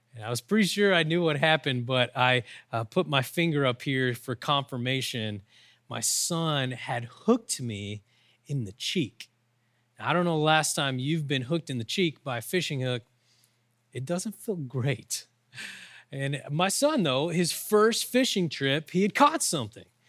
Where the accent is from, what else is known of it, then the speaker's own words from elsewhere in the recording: Oklahoma, United States; I'm from Oklahoma, we use those kind of words.